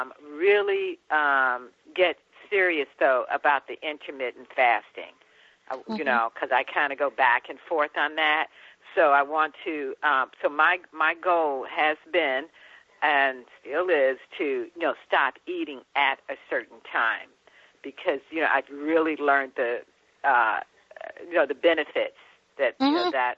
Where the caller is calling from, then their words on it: San Francisco, California, United States; I am calling from the city of San Francisco.